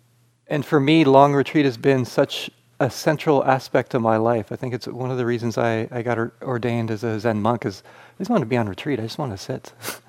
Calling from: Flagstaff, Arizona, United States; As Greg said … I'm joining you from Flagstaff, Arizona.

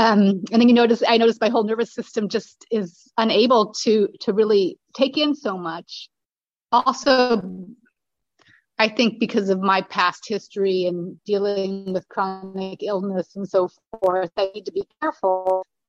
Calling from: Berlin, Germany; I'm calling in from Berlin, Germany. This is where I'm living, and I'm half German.

